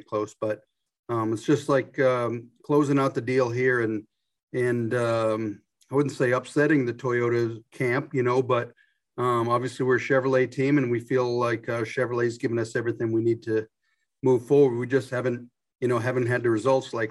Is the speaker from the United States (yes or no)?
yes; Boylston, Massachusetts, United States; moved away; I grew up in Boylston, Mass